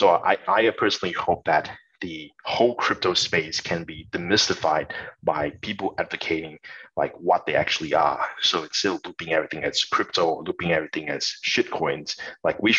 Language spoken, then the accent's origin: English; Malaysia; moved away as an adult; also born or lived in Singapore; now in Australia; So I was born and I grew up in Malaysia, and I went to Singapore to study and also worked there for a few years